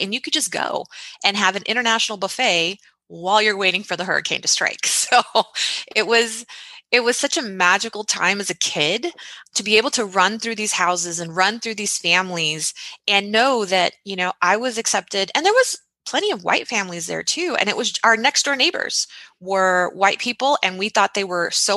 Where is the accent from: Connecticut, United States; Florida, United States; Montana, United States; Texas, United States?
Texas, United States; born or raised there; also born or lived in Chicago, Illinois